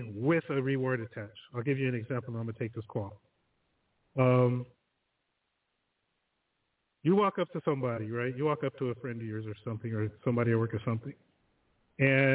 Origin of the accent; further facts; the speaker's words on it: Southern California, United States; moved away as an adult; also born or lived in Rialto, California; now in Kent; I'm from Southern California